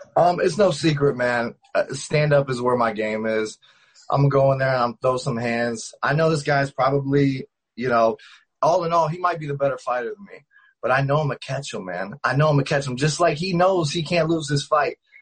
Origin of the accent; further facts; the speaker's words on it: Ohio, United States; now in Las Vegas, United States; I started out in Ohio. I'm from Ohio, small town